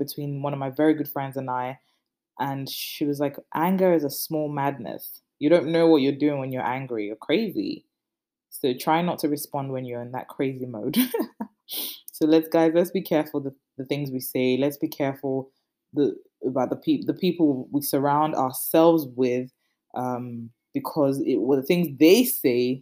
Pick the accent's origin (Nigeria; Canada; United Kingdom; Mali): Nigeria; I'm Nigerian